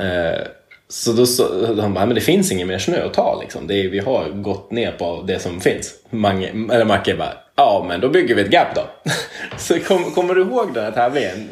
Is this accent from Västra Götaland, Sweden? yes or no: no; Edsbyn, Gävleborg County, Sweden; hemma i Edsbyn